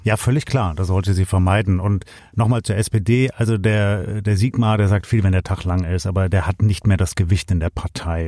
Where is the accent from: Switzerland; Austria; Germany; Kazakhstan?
Germany; Swabia; bei uns in Schwaben